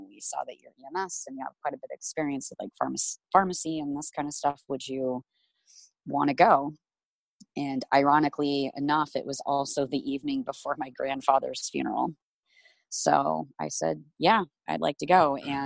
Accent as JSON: {"language": "English", "town": "Omaha", "region": "Nebraska", "country": "United States", "tie": "born or raised there", "said": "I grew up in Omaha, Nebraska"}